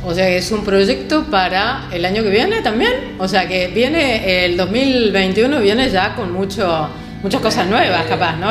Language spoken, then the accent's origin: Spanish; Argentina; now in Marbella, Spain; me encontré con muchos argentinos, que como me di cuenta, por nuestro acento, por nuestro inseparable mate